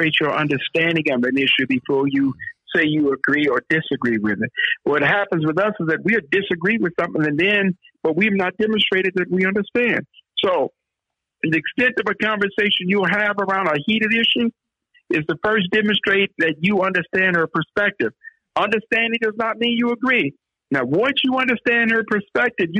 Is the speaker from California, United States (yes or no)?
yes; Oakland, California, United States; I'm from the Oakland side